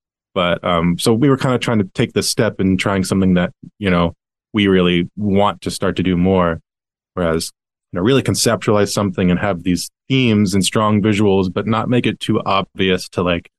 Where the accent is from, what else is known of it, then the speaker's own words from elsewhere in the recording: New York, United States; first of all, being a New Yorker, like you kind of yearn for something that feels like old New York.